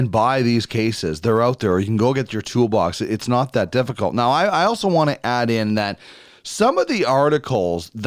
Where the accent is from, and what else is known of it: Manitoba, Canada; born or raised there; moved away